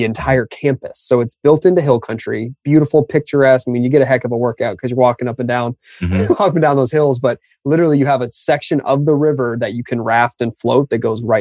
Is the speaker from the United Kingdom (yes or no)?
no; just outside of Toronto, Ontario, Canada; also born or lived in Austin; now in United States; being a Canadian kid, my family's all still up just outside of Toronto